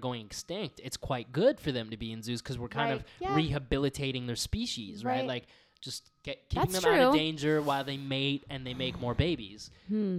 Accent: Canada; also born or lived in Egypt; I am African Canadian

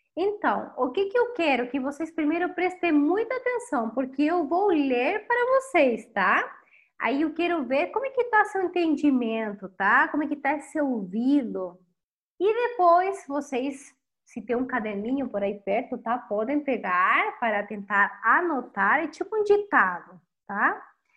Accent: Chile; Portuguese is a second language; sou chilena e a tua professora de espanhol

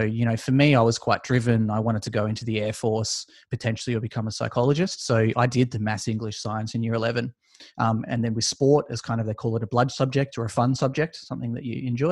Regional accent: Australia; judging by my accent, you could probably tell I'm from Australia.

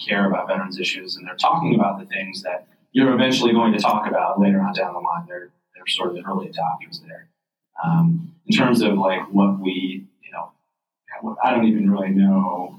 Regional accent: Red Creek, New York, United States; I grew up in rural in Red Creek, and Fairhaven is on Lake Ontario, sort of in Cayuga County, close to Wake County.

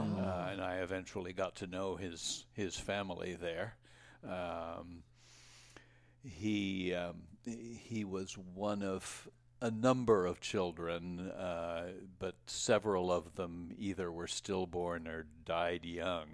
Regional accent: Providence, Rhode Island, United States; moved away; I was born in Rhode Island

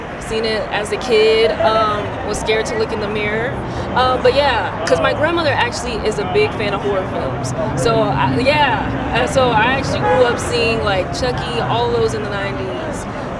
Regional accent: Texas, United States; moved away; I'm originally from Texas

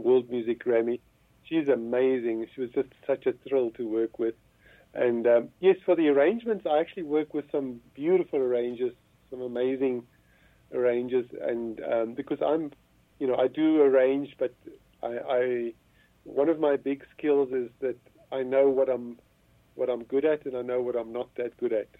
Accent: Johannesburg, Gauteng, South Africa; I was born in Johannesburg, born and bred. I spent uh, nearly all of my life um, in Johannesburg.

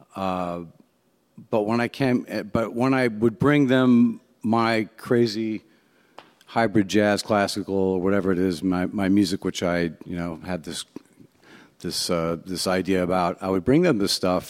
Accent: Cleveland, Ohio, United States; also born or lived in Shaker Heights, Ohio; I'm from Ohio, uh, Cleveland, Ohio. I was born, yep, rock and roll

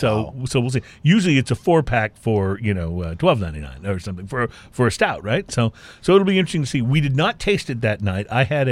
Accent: Texas, United States; moved away as an adult; now in California, United States; I moved from Texas to California when I was in my 20s

